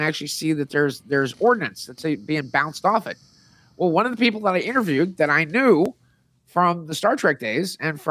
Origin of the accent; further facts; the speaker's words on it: Hermosa Beach, California, United States; my hometown in Hermosa Beach